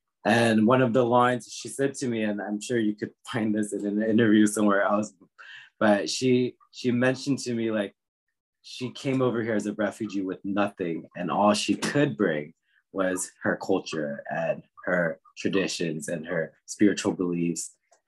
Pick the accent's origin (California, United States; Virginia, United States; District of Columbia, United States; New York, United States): District of Columbia, United States; Washington; And I think that's because I grew up in the Washington, D.C. area.